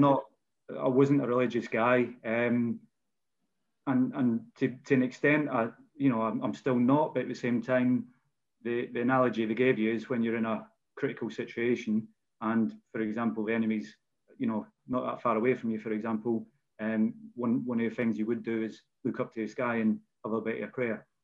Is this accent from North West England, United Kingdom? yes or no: no; Bannockburn, Scotland, United Kingdom; as you can tell probably by my accent. Um, I'm a, born in a, a place called Bannockburn, um, which is in Scotland